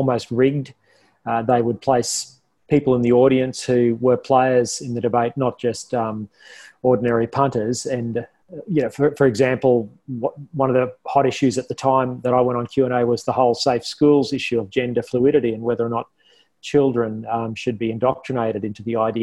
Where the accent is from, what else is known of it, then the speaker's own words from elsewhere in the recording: Toowoomba, Queensland, Australia; also born or lived in Canberra; now in Brisbane, Australia; I grew up in Toowoomba. I loved growing up in Toowoomba.